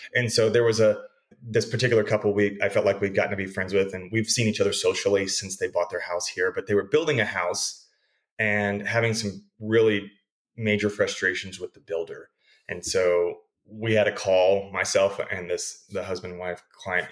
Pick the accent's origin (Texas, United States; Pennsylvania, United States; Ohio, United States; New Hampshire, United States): Texas, United States; Abilene; also born or lived in Riverside, California / Dallas Fort Worth area; now in El Paso, United States; I grew up in Abilene, Texas, so about 150 miles west of TCU down the interstate